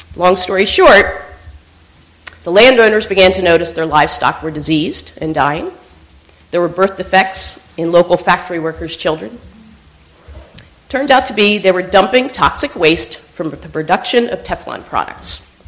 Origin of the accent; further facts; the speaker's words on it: Pennsylvania, United States; Pennsylvania, my home state